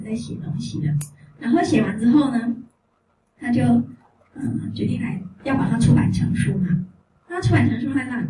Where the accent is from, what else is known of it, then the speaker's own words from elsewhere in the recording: Taiwan; 我们台湾人